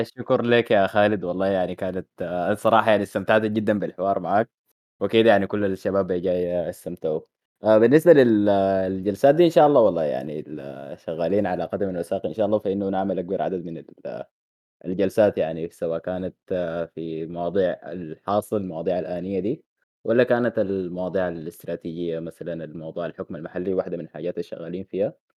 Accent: Sudan; نحن كسودانيين

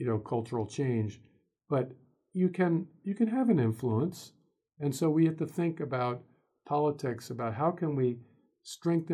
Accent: United States; I'm an American

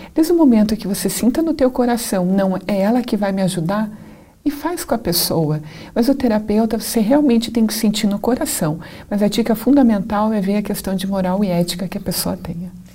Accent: Curitiba, Paraná, Brazil; a minha cidade natal é Curitiba

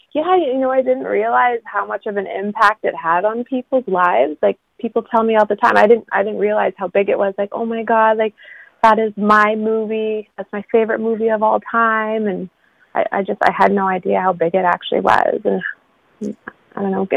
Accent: Haida Gwaii, British Columbia, Canada; also born or lived in Vancouver; the other half of my life I grew up here with my mom

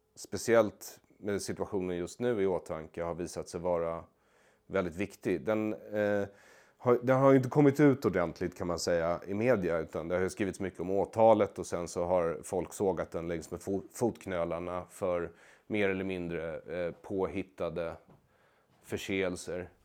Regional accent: Sweden; jag har ju växt upp eh, som svensk jude

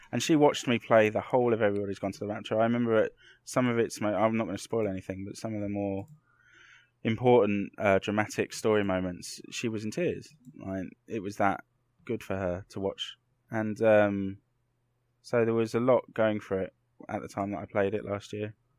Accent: London, United Kingdom; I grew up in Clapham in London

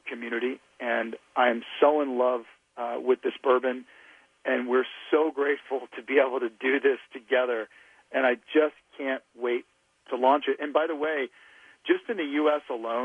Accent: Louisiana, United States; blue-collar guys that I grew up with in Louisiana

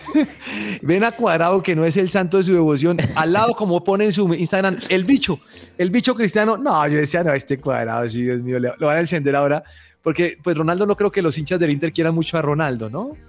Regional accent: Colombia; soy colombiano

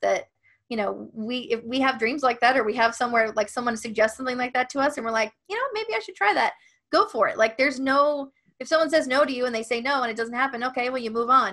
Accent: Ohio, United States; I grew up in Ohio

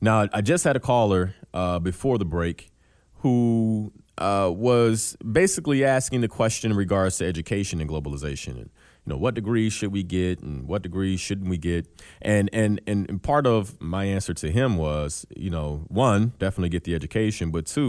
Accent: Chicago, Illinois, United States; So as a Chicagoan, I might say to myself, I need to get this degree.

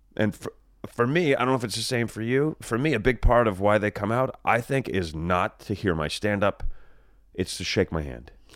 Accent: New Jersey, United States; now in California, United States; I grew up in Jersey.

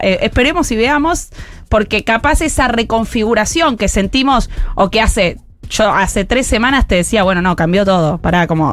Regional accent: Rosario, Santa Fe, Argentina; moved away; yo fui al Normal 2 en Rosario, soy rosarina

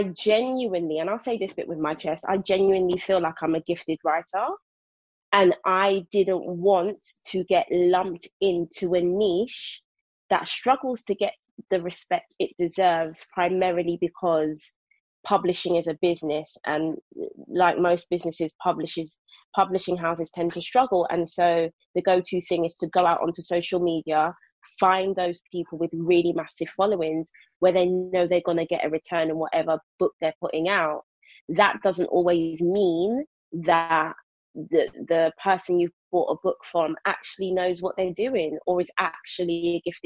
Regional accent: London, United Kingdom; moved away as an adult; now in Milton Keynes, United Kingdom; Born and raised in South London, Brixton to be precise. Now living my best country life out in Buckinghamshire, aka Milton Keynes.

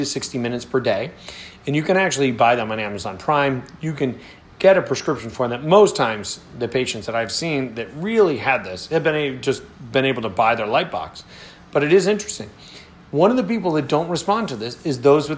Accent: Rochester, New York, United States; So Rochester, where I grew up

